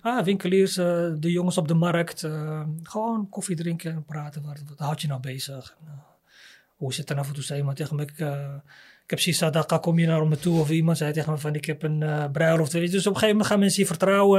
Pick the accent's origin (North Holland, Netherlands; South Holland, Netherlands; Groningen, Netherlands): North Holland, Netherlands; Amsterdam; In Amsterdam zeggen we 1075. Dat is de postcode waar ik geboren ben.